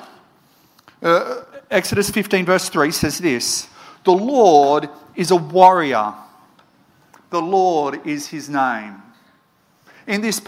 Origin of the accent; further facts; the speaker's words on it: Moree, New South Wales, Australia; Where I grew up in Moree